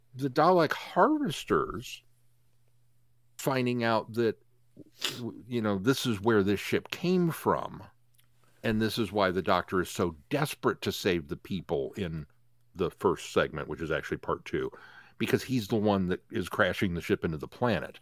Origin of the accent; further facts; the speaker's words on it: United States; I'm American